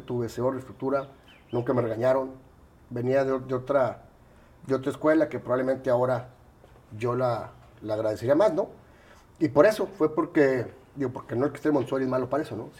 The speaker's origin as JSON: {"language": "Spanish", "town": "Monterrey", "region": "Nuevo León", "country": "Mexico", "tie": "born or raised there", "also_born_or_lived": "Mexico City", "said": "Viví, nací aquí, eh, me fui a la Ciudad de México 12 años y regreso a los 13"}